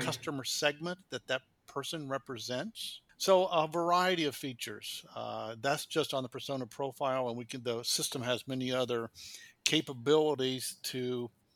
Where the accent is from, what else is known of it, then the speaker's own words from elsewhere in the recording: Kansas, United States; moved away as an adult; now in Qatar; I'm from the United States, uh, born in Kansas, which is in the, right in the middle of the United States